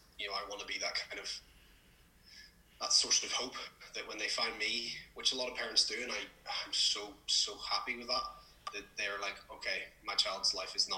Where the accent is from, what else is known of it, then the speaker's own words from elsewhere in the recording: Belfast, Northern Ireland, United Kingdom; also born or lived in England; I'm from Belfast, Northern Ireland. I've been here my entire life.